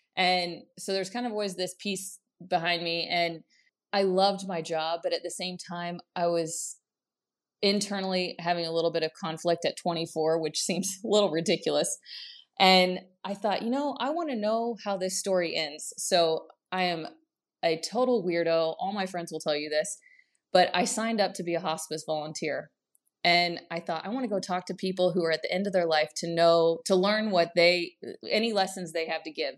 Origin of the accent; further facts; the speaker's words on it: Kansas, United States; moved away as an adult; also born or lived in Prague, Czech Republic; even as a kid, I just could not wait to get out of Kansas